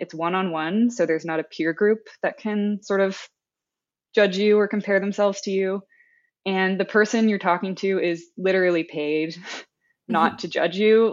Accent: United States; accent: American; first language English; being an American who pretty much only knows other monolingual Americans

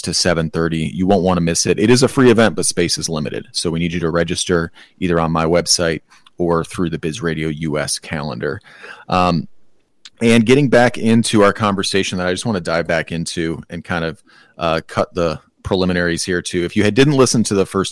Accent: Michigan, United States; My home state of Michigan

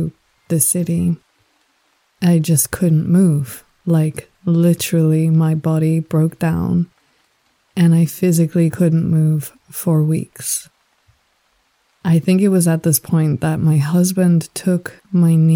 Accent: South Africa; also born or lived in Australia / Sri Lanka; now in Denmark; Growing up in South Africa, very, very far away from any kind of ancestral heritage

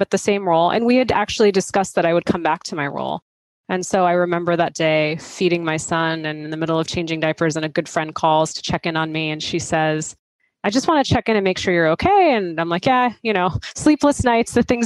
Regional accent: outside of Boston, Massachusetts, United States; I grew up outside of Boston

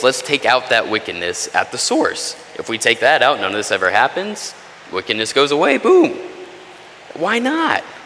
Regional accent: Texas, United States; I'm from Texas, that's not far from where I grew up.

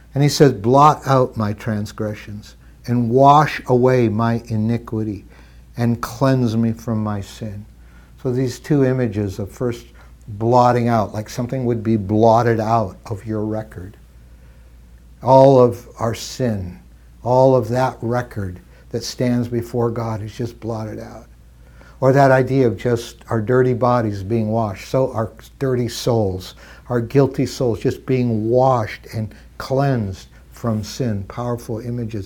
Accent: Midwestern Canada, Canada; I grew up in Canada and, and, uh, Midwestern Canada

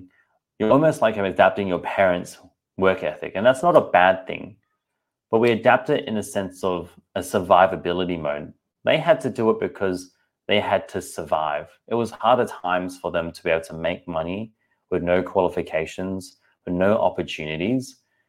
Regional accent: Singapore; I'm like, I'm not sure if you realize, but I'm also Asian too. I'm from Singapore. I eat rice and noodles.

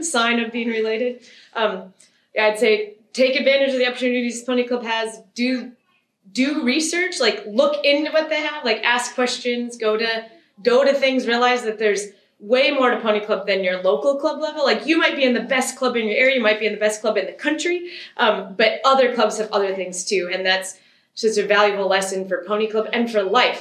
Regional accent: Michigan, United States; moved away as an adult; now in Wisconsin, United States; I was born in Michigan. By the time I was around, both my parents were in Michigan full time, and then I just moved to Wisconsin post college

